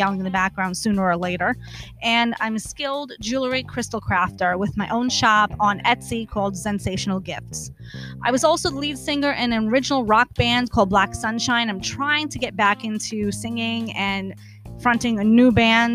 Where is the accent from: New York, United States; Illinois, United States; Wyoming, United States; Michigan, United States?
New York, United States; New York City; now in New Jersey, United States; I'm originally from Brooklyn